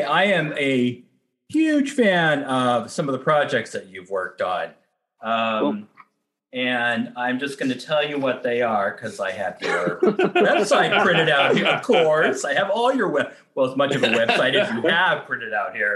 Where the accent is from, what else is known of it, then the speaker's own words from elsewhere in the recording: Southern California, United States; also born or lived in Downey, California / San Fernando Valley, California; I was born in Southern California. I lived in Downey, California.